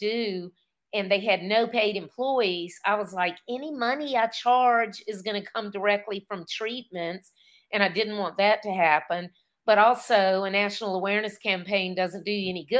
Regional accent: South Boston, Virginia, United States; I grew up in South Boston, Virginia, very small town, at very middle of the bottom of the state

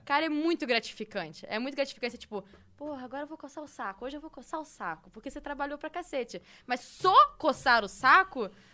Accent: Rio de Janeiro, Brazil; now in São Paulo, Brazil

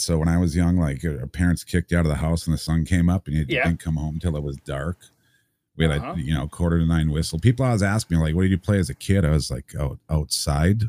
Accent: Wisconsin, United States; I grew up in Wisconsin

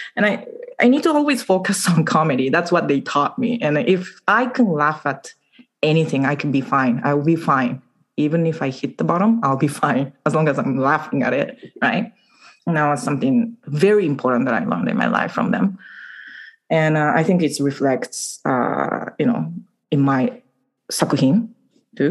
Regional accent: Okayama, Japan; English is a second language; moved away as an adult; also born or lived in upstate New York, United States / Canada / England; now in Vancouver, Canada; I was born and raised in Okayama, and uh, since I left Japan when I was 20, I've lived in three countries the US, upstate New York, Canada, and England

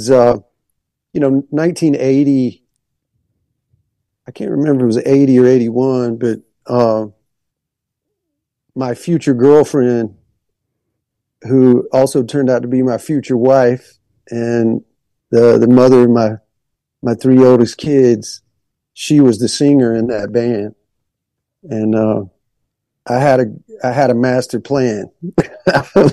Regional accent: Monroeville, Alabama, United States; also born or lived in Macon, Georgia / Geraldine, Alabama; And then when I was just like 3 or 4, we moved to South Alabama, to a town called Monroeville

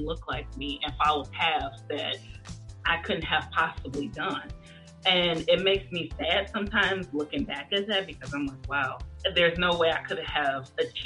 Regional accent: Detroit, Michigan, United States; I'm from Detroit, Michigan, and when I went to school, all the way from elementary to high school

